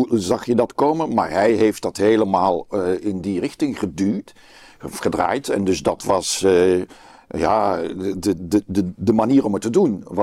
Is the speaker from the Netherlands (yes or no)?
no; Brussels, Brussels-Capital Region, Belgium; Want ik kom dan uit Brussel